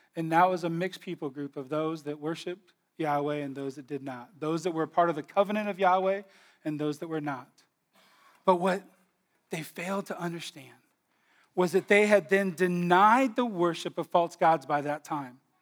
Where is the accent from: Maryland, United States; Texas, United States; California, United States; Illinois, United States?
California, United States; we're all from California